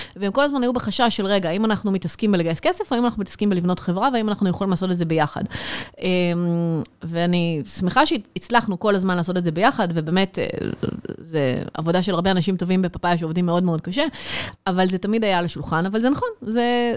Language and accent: Hebrew; Israel; אנחנו כישראלים